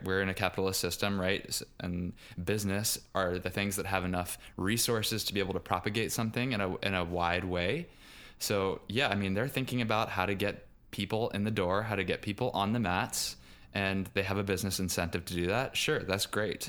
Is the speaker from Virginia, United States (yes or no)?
yes; Richmond, Virginia, United States; moved away; I grew up in Richmond, Virginia, which is not too far geographically south, but culturally speaking, still very much American South.